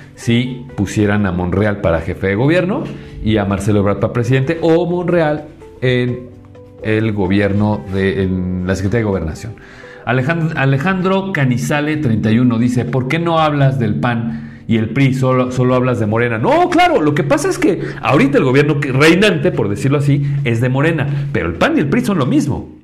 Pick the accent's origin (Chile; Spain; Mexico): Mexico; como mexicanos